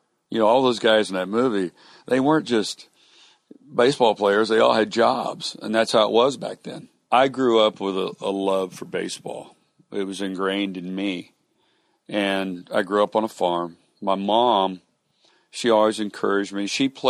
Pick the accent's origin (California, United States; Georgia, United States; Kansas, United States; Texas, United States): Kansas, United States; moved away as an adult; now in Houston, United States; I grew up outside of Kansas City. Went to Kansas State.